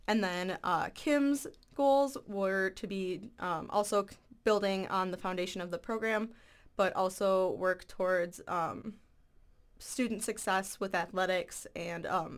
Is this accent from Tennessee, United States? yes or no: no; Eau Claire, Wisconsin, United States; So I'm from Eau Claire, Wisconsin, just right over the state border there, and I'm a journalism major here, and I'm a sophomore.